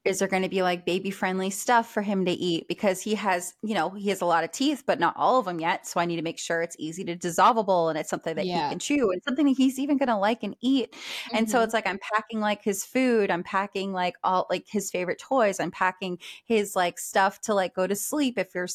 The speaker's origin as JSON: {"language": "English", "region": "Maine", "country": "United States", "moved": "yes", "lives_now": "Texas, United States", "said": "I'm from Maine. And when I go home to Maine"}